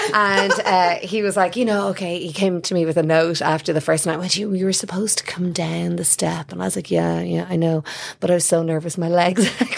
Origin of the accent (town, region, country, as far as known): Ireland; now in United States